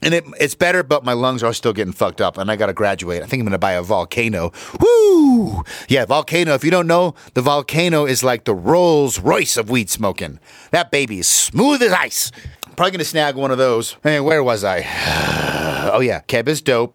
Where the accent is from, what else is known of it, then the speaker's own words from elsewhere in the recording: Utah, United States; I am from Utah